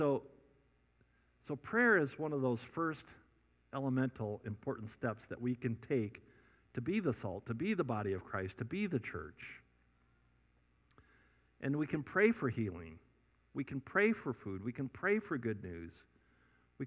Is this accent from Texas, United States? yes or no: no; Scottsdale, Arizona, United States; I'm from Scottsdale.